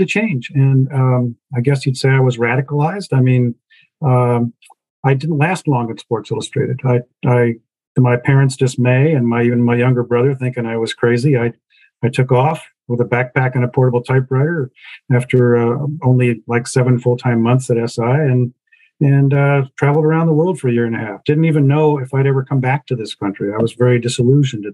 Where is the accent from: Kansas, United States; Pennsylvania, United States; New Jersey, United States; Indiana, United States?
Kansas, United States; moved away as an adult; also born or lived in New York; I was a Kansas kid. You know, I was born and raised in the Midwest.